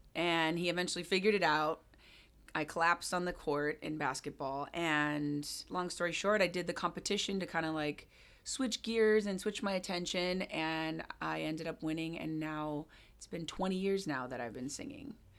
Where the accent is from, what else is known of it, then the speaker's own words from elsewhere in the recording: Hawaii, United States; moved away as an adult; also born or lived in Jamaica / London / California; now in Seattle, United States; I was born and raised in Hawaii, and I moved to Seattle in December?